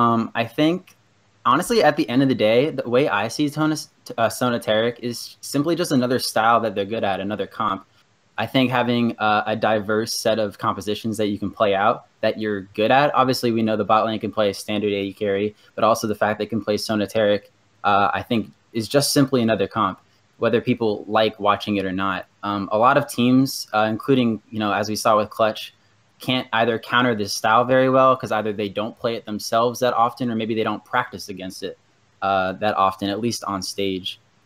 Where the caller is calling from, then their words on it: Bristow, Virginia, United States; Hey, I'm calling from Bristow, Virginia.